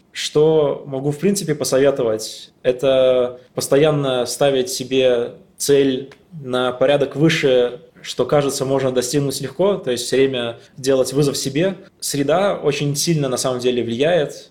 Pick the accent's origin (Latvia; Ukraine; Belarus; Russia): Latvia; moved away as an adult; also born or lived in Riga, Latvia; now in Amsterdam, Netherlands; я из Латвии, не из России